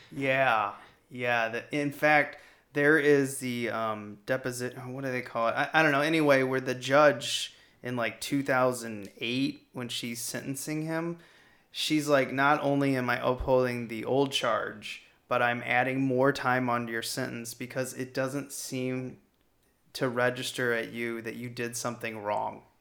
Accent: Missouri, United States; now in Chicago, United States; I'm from Chicago, even though I'm from Missouri

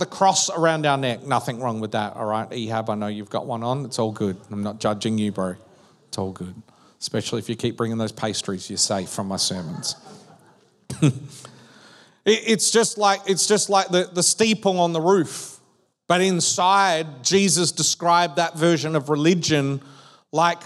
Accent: Western Australia, Australia; also born or lived in Perth; now in Victoria, Australia; We grew up in Western Australia. So when we moved to Victoria

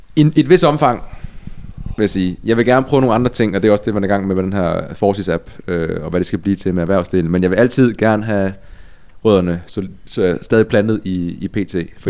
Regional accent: Ebeltoft, Central Denmark Region, Denmark; Øer ligger tæt på skønne Æbelsoft, hvor jeg er vokset op

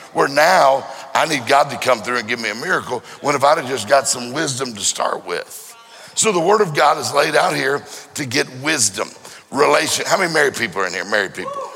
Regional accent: Mississippi, United States; I'm from Mississippi

